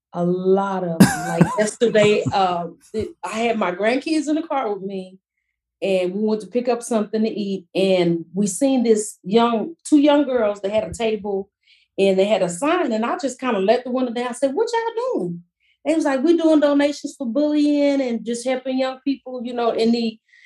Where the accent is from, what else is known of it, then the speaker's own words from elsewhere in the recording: Fort Worth, Texas, United States; also born or lived in Mansfield, Texas; growing up in Fort Worth to me is kind of country, but we still have a little city life.